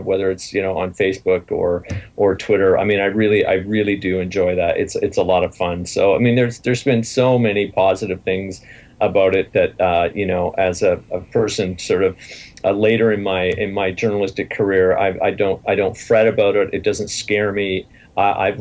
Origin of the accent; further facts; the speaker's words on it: Ontario, Canada; I'm from Surrey, Ontario